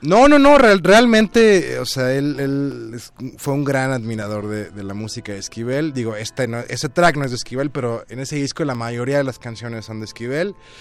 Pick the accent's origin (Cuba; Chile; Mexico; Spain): Mexico; Tuxtepec, Oaxaca; now in Mexico City, Mexico; mi pueblo, que era pues, Tuxtepec, Oaxaca